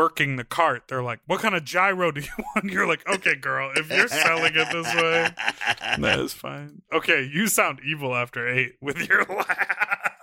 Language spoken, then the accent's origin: English; Chicago, Illinois, United States; moved away; also born or lived in New York City; Growing up in Chicago